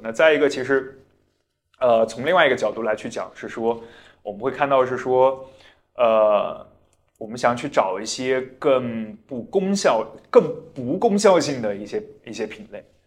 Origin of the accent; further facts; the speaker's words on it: Zhaotong, Yunnan, China; moved away; 我其实从小在，在云南长大，而且我出生的地方是云南一个很 算是比较没有存在感的一个城市，叫昭通